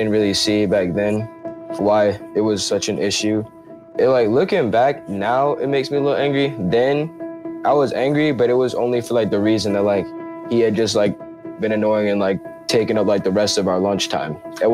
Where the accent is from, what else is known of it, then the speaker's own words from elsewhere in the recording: Chapel Hill, North Carolina, United States; I'm 15 and I'm from Chapel Hill, North Carolina.